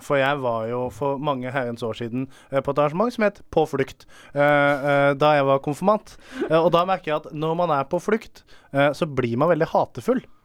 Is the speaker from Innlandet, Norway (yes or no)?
no; Arendal, Agder, Norway; jeg kommer jo fra The Hood i Arendal